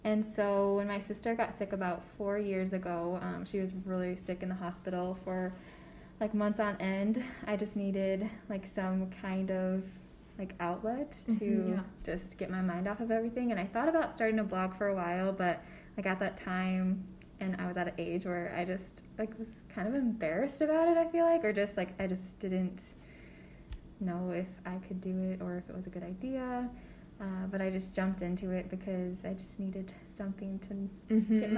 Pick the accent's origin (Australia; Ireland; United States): United States; Sioux Falls, South Dakota; I grew up in Sioux Falls, South Dakota